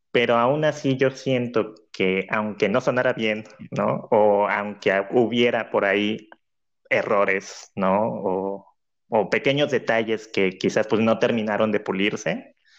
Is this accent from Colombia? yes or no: no; Cancún, Quintana Roo, Mexico; Cancún, que es la ciudad donde, donde decidí hacerlo, por ser pues mi ciudad de origen, de nacimiento